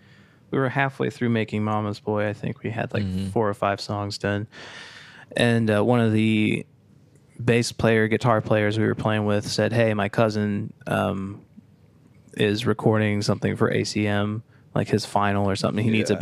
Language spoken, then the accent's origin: English; Massachusetts, United States; Well, I'm from Massachusetts.